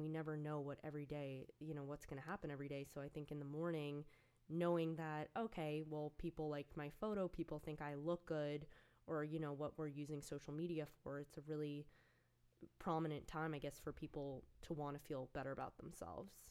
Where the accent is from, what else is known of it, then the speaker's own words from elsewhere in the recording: outside of New York City, United States; I grew up outside of New York City